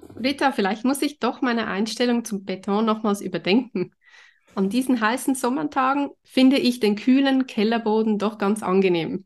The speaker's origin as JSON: {"language": "German", "region": "Zurich", "country": "Switzerland", "said": "bei uns in Zürich"}